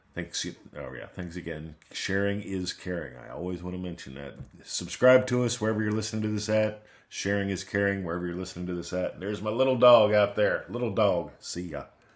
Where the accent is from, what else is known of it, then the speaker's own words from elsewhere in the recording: Pittsburgh, Pennsylvania, United States; now in Australia; I grew up in Pittsburgh